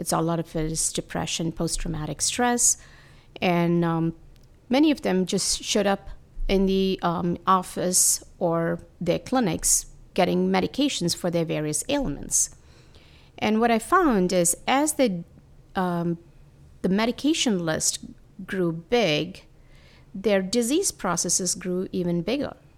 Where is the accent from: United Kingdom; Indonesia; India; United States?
India; moved away; I come from India